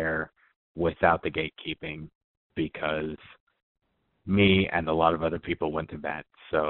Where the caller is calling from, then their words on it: New Mexico, United States; I'm from New Mexico.